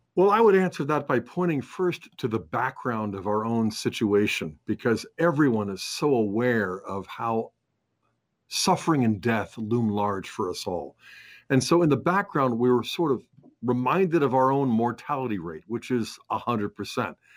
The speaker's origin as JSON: {"language": "English", "country": "United States", "said": "we as Catholic Americans"}